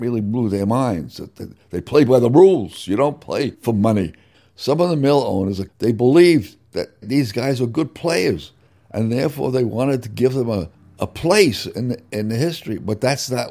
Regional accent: New York City, New York, United States; moved away as an adult; also born or lived in Worcester / Philippines; I grew up in New York City

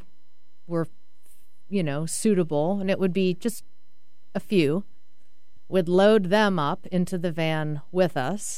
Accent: Boston, Massachusetts, United States; I'm from Boston.

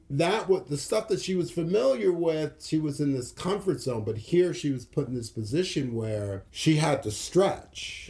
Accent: New York City, New York, United States; I grew up in New York City

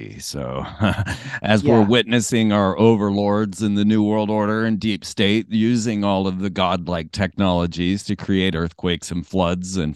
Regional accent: Florida, United States; I grew up in Florida too.

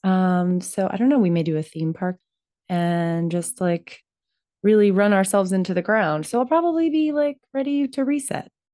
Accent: Florida, United States; I'm from Florida

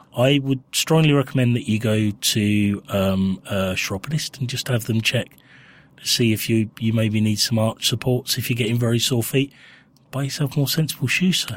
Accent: Winchester, South East England, United Kingdom; moved away; I grew up in Winchester

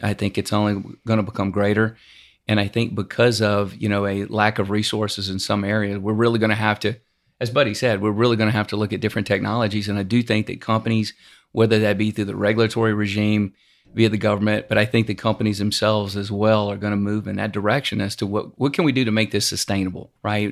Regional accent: Louisiana, United States; now in Houston, United States; I'm from Louisiana originally

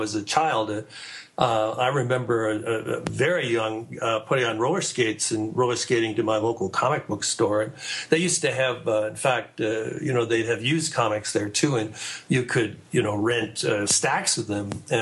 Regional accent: Canada; I was raised in Canada

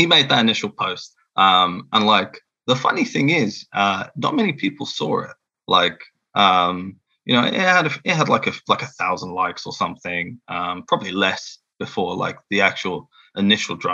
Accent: England, United Kingdom; accent: English; I've got my awful English accent

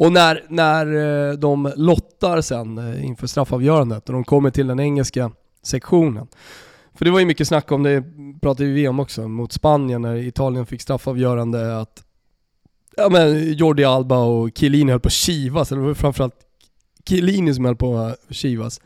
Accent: Sweden; moved away as an adult; also born or lived in Italy / Austria; som svensk

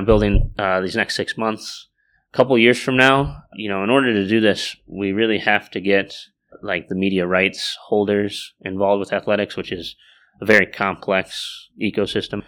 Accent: Silicon Valley, California, United States; moved away as an adult; also born or lived in Ames, Iowa; I was born in Silicon Valley

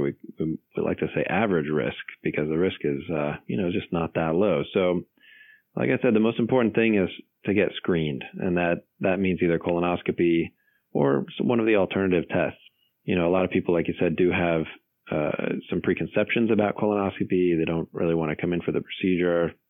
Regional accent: Los Angeles, California, United States; moved away as an adult; also born or lived in North Carolina / Northern Virginia; now in Virginia, United States; I grew up in Los Angeles

